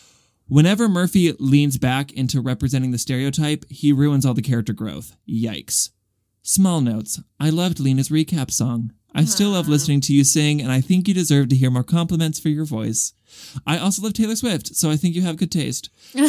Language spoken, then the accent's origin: English; Australia; I'm a theater kid, and I'm from Australia.